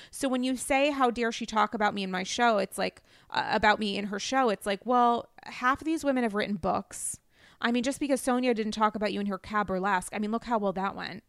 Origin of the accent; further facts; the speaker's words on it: New England, Rhode Island, United States; I'm from New England.